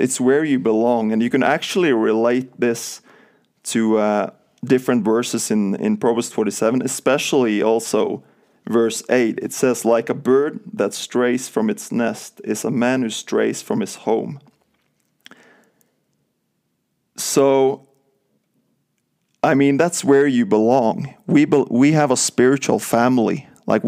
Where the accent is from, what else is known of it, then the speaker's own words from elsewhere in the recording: west coast of Norway, Western Norway, Norway; moved away as an adult; now in United States; So I'm from Norway, from the west coast of Norway, southern part.